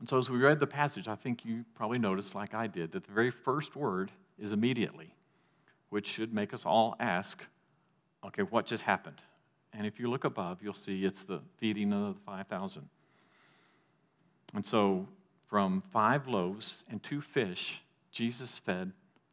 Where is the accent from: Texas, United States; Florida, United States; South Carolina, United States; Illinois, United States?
Texas, United States; Growing up in Texas